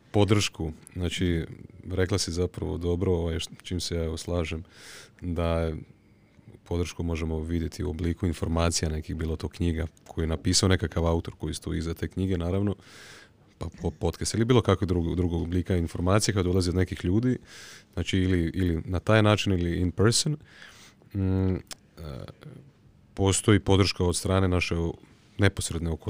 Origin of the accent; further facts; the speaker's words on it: Osijek, Osijek-Baranja County, Croatia; Mene svi pitaju kao, pa šta ti si iz Osijeka?